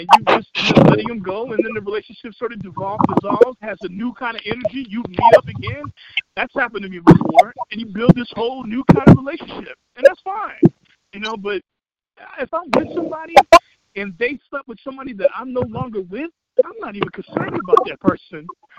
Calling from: Chicago Ridge, Illinois, United States; I'm calling from Chicago Ridge

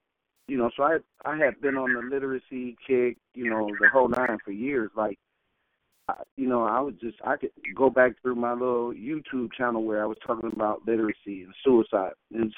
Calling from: Detroit, Michigan, United States; Detroit, Michigan.

